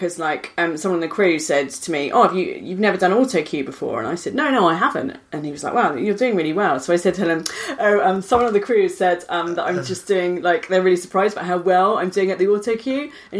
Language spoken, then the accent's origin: English; Australia; I grew up in Australia.